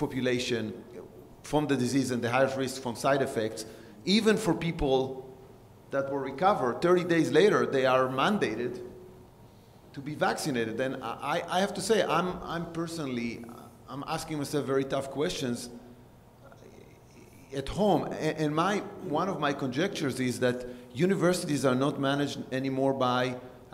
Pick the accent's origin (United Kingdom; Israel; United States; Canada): Israel; moved away; I'm coming from a country that had a lot of wars. I was born in Israel